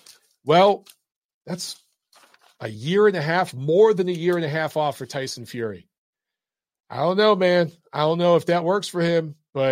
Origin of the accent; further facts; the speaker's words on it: United States; I love my country. I'm American. I'm proud of it.